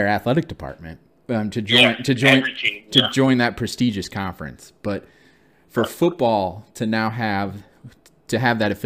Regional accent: Michigan, United States; I grew up in Michigan

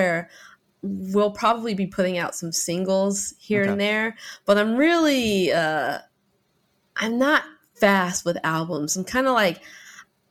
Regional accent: Seattle, Washington, United States; me and my siblings were first generation Seattleites, but my mom and everyone's from Louisiana

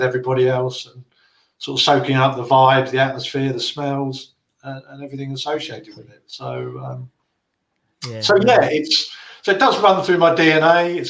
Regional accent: Plumstead, London, United Kingdom; born there; But, I mean, as it happens, I was born in Plumstead. So I was kind of the, I'm the sort of, I'll say first generation, a generation that's popped out of the East End.

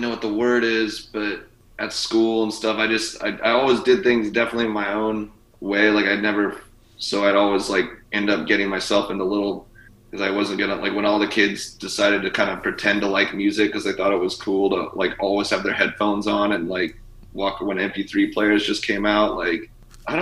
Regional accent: Washington, United States; growing up in Washington

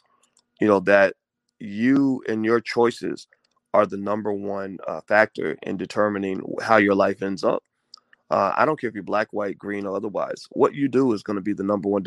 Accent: Kentucky, United States; I grew up in Kentucky.

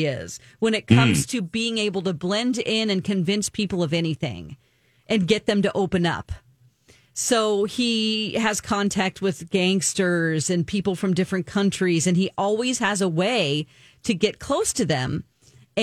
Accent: Springfield, Missouri, United States; one of them is in my hometown

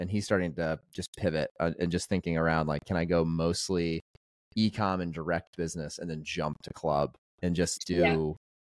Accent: Indianapolis, Indiana, United States; now in Elmhurst, United States; I'm from Indianapolis

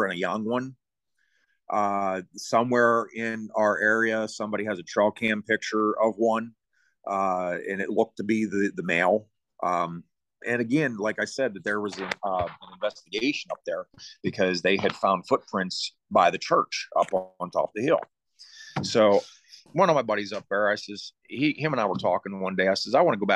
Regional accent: Deemston, Pennsylvania, United States; I grew up in Deemston, which is in Fredericktown area.

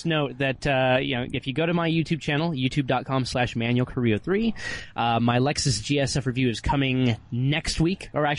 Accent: Southern California, United States; I'm from SoCal.

